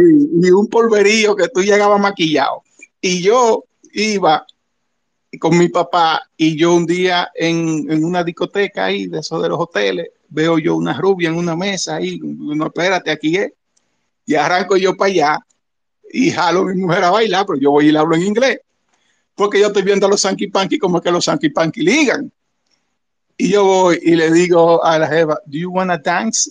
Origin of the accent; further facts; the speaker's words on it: Santo Domingo, Distrito Nacional, Dominican Republic; nací y me crié en el Ensancho Sama